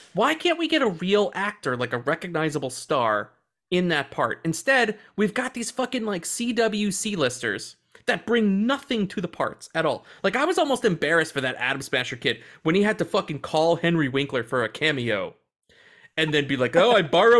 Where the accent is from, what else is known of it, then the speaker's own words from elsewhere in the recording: Australia; I don't want them to know I'm Australian. They'll know.